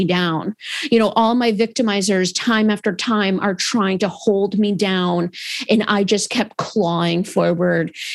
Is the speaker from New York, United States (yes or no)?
yes; Adirondack Park, New York, United States; I grew up in the Adirondack Park in New York.